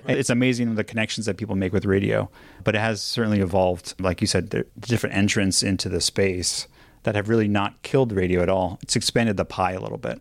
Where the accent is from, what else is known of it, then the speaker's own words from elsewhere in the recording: Los Angeles, California, United States; I grew up here in Los Angeles, and I listened to K-Rock